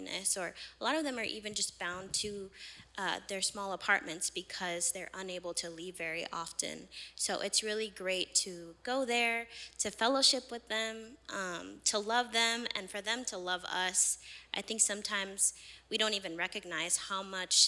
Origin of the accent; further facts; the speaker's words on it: Modesto, California, United States; I was born and raised here in West Modesto